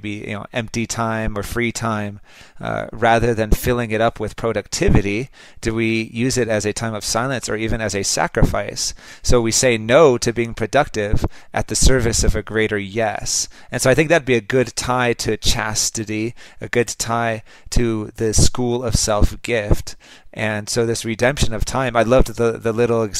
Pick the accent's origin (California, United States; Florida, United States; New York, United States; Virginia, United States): California, United States; Los Angeles; I'm from Los Angeles